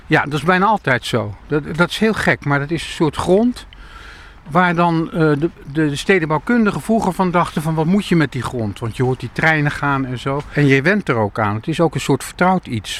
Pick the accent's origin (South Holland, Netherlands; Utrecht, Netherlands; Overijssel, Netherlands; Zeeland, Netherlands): Utrecht, Netherlands; Amersfoort; moved away; also born or lived in Rotterdam; ik ben opgegroeid in Amersfoort voordat ik in Rotterdam kwam wonen.